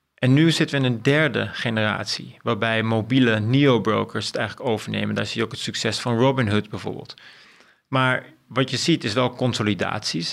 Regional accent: Amstelveen, North Holland, Netherlands; ik ben opgegroeid over in Amstelveen

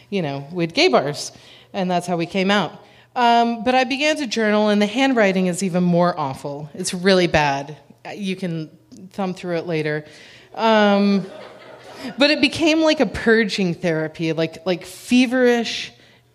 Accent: Texas, United States; moved away as an adult; also born or lived in Chicago; I'm a Texan.

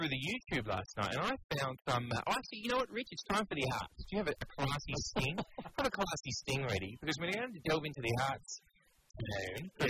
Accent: Brisbane, Queensland, Australia; moved away; I grew up in Brisbane.

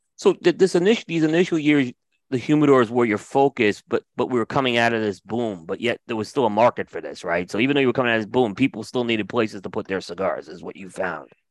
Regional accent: New York City, New York, United States; also born or lived in Windsor Terrace, Brooklyn / Staten Island; I'm from Bay Ridge, and okay. Actually, I was born in Windsor Terrace, but really I lived in Bay Ridge. And then we, instead of moving to Long Island, we moved to Staten Island

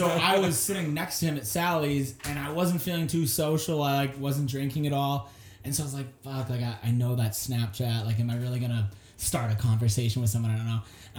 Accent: Salem, New Hampshire, United States; My hometown of Salem, New Hampshire.

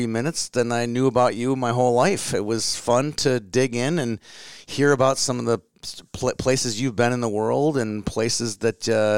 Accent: Minneapolis, Minnesota, United States; growing up in Kenwood, where we both grew up

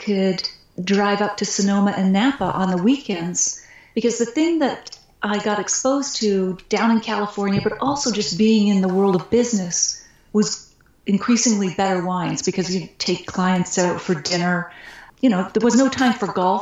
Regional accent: Nova Scotia, Canada; I grew up on the East Coast in Nova Scotia

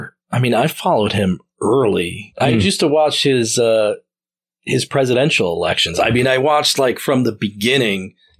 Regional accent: New Jersey, United States

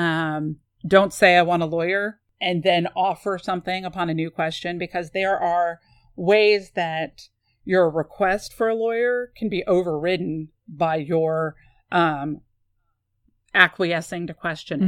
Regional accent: San Antonio, Texas, United States; I grew up in San Antonio

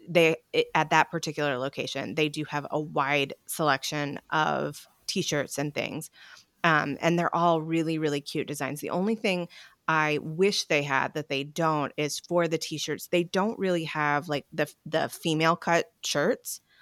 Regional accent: North Carolina, United States; I grew up in North Carolina

